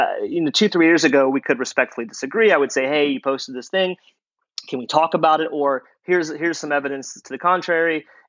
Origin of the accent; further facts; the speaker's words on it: Louisiana, United States; I will say he's right. I'm from Louisiana. I would say the vast majority of my family is deep red state